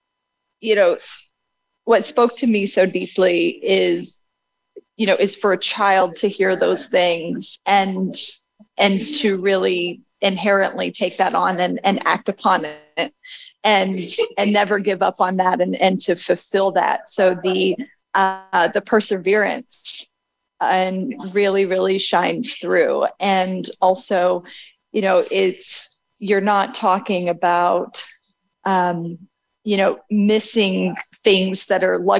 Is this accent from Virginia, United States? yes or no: yes; Abingdon, Virginia, United States; I was born in Abingdon, Virginia